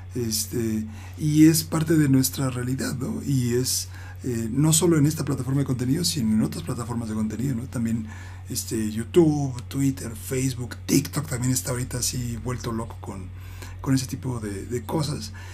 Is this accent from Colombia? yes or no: no; Mexico City, Mexico; soy el único del DF que le va al Pachuca